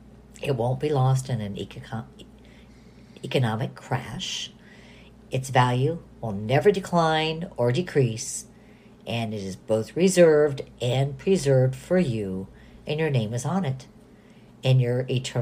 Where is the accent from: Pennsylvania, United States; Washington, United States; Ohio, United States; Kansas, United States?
Ohio, United States; Toledo; born there; also born or lived in Southern California, United States; I was born in Toledo, Ohio, and I lived in Southern California. I have a United States passport